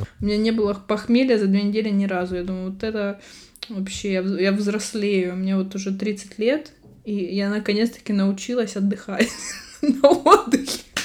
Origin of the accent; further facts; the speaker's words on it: Russia; accent: Russian (in Spanish); moved away; У меня всё ещё акцент, э, ру-, русский присутствует на испанском